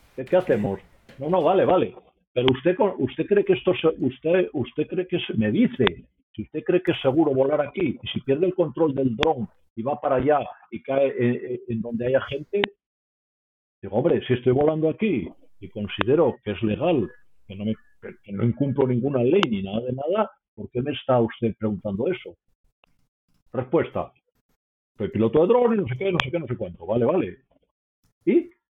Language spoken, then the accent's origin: Spanish; Asturias, Spain; moved away; also born or lived in Mexico / Peru / Colombia / Brazil; soy asturiano y porque estuve 25 años fuera de Asturias